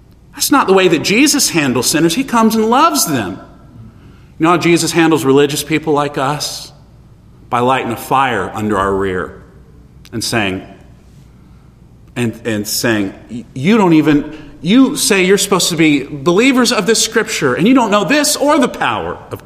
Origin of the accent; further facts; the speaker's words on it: United States; as American Christians